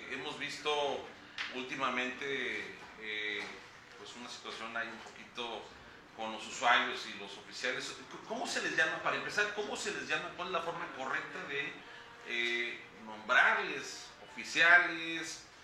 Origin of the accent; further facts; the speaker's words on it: Veracruz, Mexico; somos, somos de aquí de Veracruz